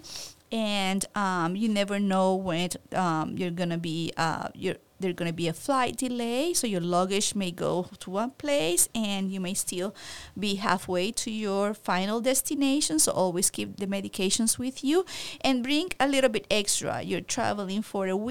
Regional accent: Puerto Rico; now in San Antonio, United States; I'm from Puerto Rico

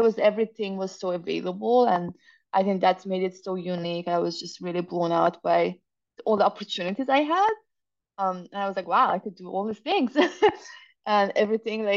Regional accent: Iran; moved away as an adult; also born or lived in Zurich, Switzerland / Massachusetts, United States; now in United States; growing up in Iran at the time

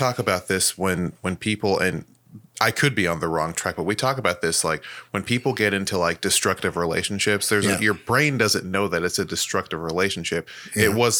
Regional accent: Nigeria; In my opinion, it's the pride for being Nigerian to the point where we're kind of like the assholes of Africa

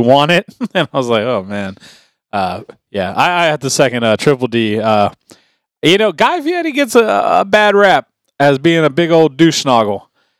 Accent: Florida, United States; moved away; I'm from Florida.

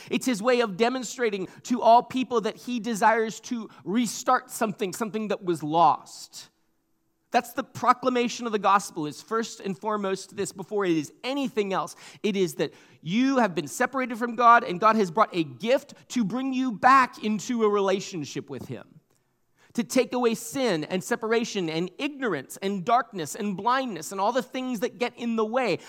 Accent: Portland, Oregon, United States; also born or lived in Lake Oswego, Oregon; now in Seattle, United States; I was born in Portland and, uh, spent some time growing up there.

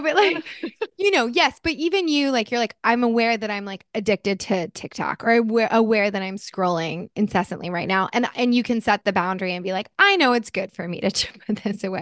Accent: New Jersey, United States; also born or lived in California; now in Los Angeles, United States; I grew up in Jersey. I'm a Jersey girl

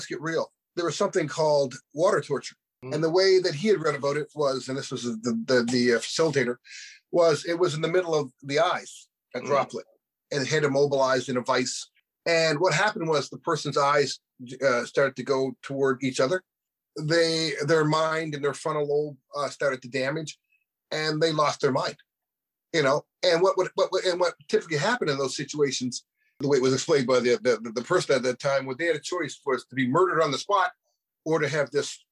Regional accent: Halifax, Nova Scotia, Canada; I was born right here in Halifax, and really on I can't even mention the name, Maitland Street in Halifax

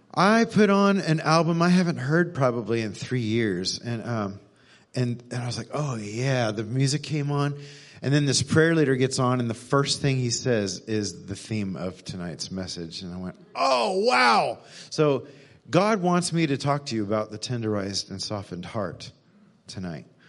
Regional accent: Texas, United States; moved away as an adult; also born or lived in Missouri; I was born in Texas, grew up here, but lived in Missouri for a decade

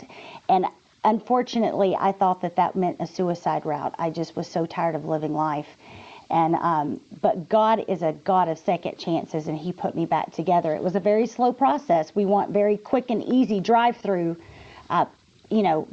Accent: Texas, United States; I'm from Texas

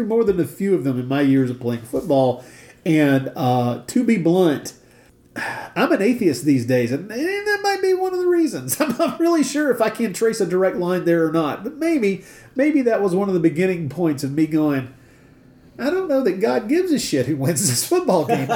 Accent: the South, United States; I grew up in the South

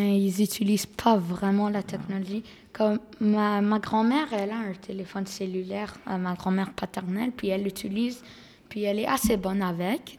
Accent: Quebec, Canada; je suis née ici, euh, mais mon pays d'origine, c'est la Grèce

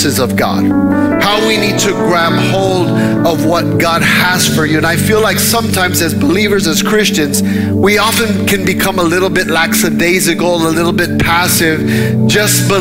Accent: Dallas, Texas, United States; moved away; we're from the Dallas area and we travel 45 minutes to get anywhere.

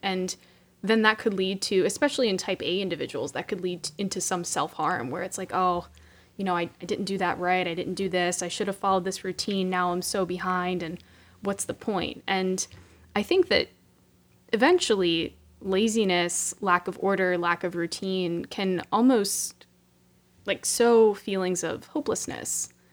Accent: Pittsburgh, Pennsylvania, United States; moved away as an adult; now in Stamford, United States; I'm originally from Pittsburgh, Pennsylvania, hail to Pitt

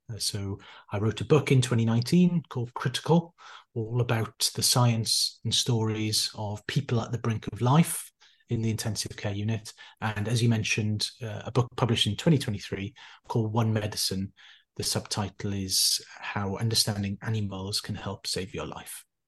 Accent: Neath, Wales, United Kingdom; also born or lived in Cardiff / Bristol; I'm originally from South Wales, a small town just on the coast, a place called Neath

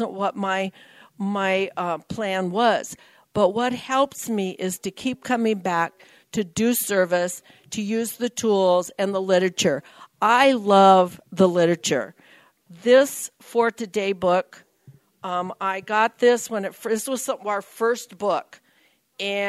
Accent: Nebraska, United States; moved away as an adult; now in California, United States; I moved from Nebraska to California. I'm a California girl who was born in the wrong state

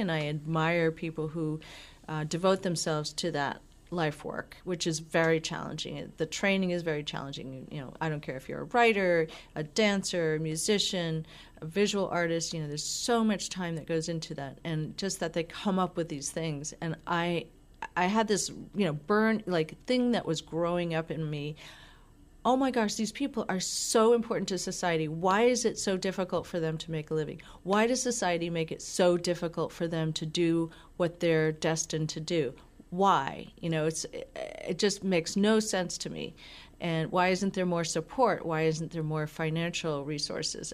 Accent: Falmouth, Massachusetts, United States; I grew up in Cape Cod. Okay, so Falmouth

